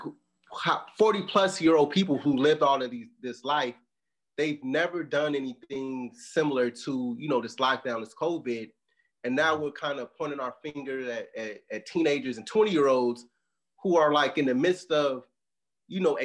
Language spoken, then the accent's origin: English; Chicago, Illinois, United States; moved away; I'm originally from Chicago